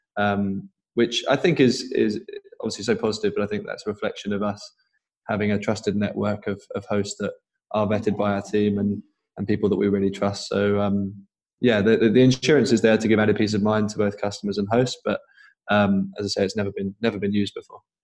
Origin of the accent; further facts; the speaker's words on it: Norwich, East of England, United Kingdom; I'm from Norwich originally